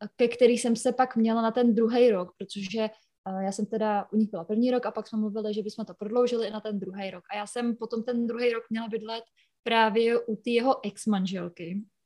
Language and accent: Czech; near Hořice, Hradec Králové Region, Czechia; moved away as an adult; now in United States; přijela jsem z, z kraje Hra, Královéhradeckého. Mm-hmm. Uh, bydlím mhm. u Hořic, Hořice pod Krkonoší, tak v takové vesnice kousek